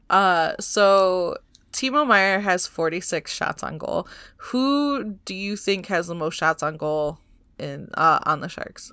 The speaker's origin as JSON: {"language": "English", "region": "Michigan", "country": "United States", "moved": "yes", "lives_now": "California, United States", "said": "I'm, I'm from Michigan"}